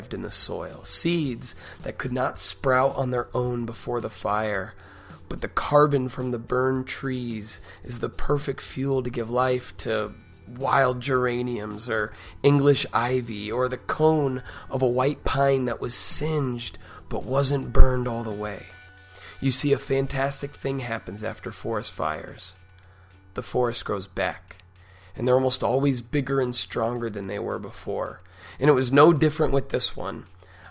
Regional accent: Florida, United States; We grew up in Florida

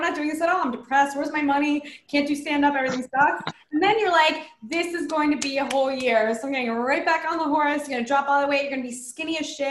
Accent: Cheltenham, Pennsylvania, United States; I'm from Philly. I'm from just outside Philly, from Cheltenham.

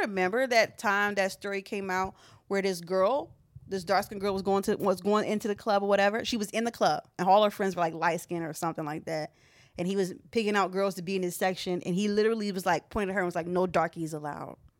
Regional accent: Philadelphia, Pennsylvania, United States; as someone raised in Philadelphia

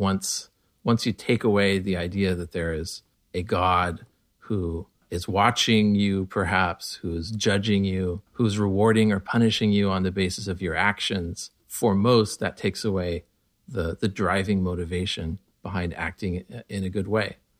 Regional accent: Connell, Washington, United States; also born or lived in Walla Walla, Washington; I was born in Walla Walla, Washington, we were the only Baha'is in, in our little town, uh, north of Walla Walla. Uh, Walla Walla is small enough. I grew up in Connell

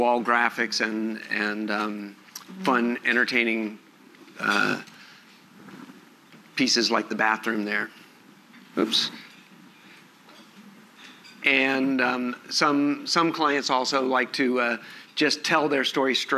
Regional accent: Los Angeles, California, United States; I'm from Los Angeles.

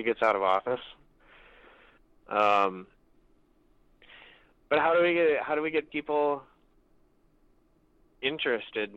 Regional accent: Beltrami County, Minnesota, United States; I'm from Beltrami County, which is way up in northern Minnesota

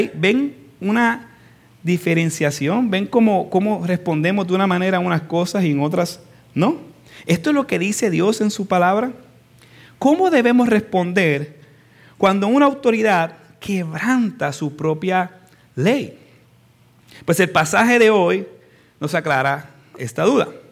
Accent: United States; en nuestro caso, como norteamericanos

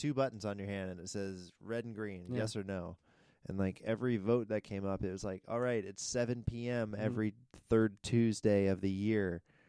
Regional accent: United States; as a American citizen.

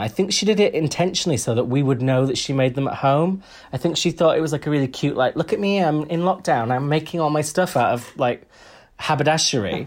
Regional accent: Huddersfield, Yorkshire and the Humber, United Kingdom; I'm from Huddersfield

